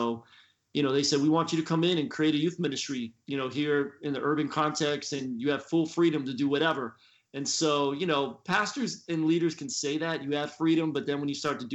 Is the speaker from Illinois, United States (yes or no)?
no; Philadelphia, Pennsylvania, United States; moved away as an adult; also born or lived in Florida; now in Tampa, United States; I grew up in Philly, and I'm a PK